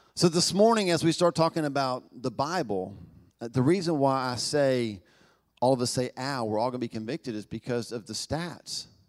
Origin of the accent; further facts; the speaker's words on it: Knoxville, Tennessee, United States; accent: Southern; moved away; I was born in Southern America, I was born in Knoxville, Tennessee